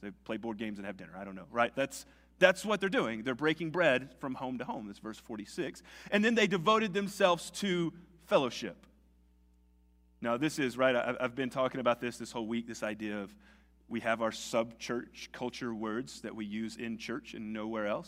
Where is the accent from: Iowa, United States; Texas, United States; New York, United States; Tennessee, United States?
Tennessee, United States; Nashville; moved away as an adult; also born or lived in Socorro, New Mexico; I grew up in a suburb of Nashville